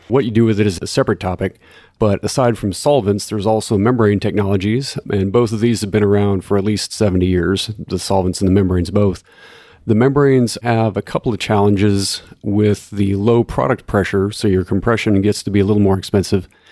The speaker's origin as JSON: {"language": "English", "town": "Corpus Christi", "region": "Texas", "country": "United States", "tie": "born or raised there", "said": "I grew up in Corpus Christi"}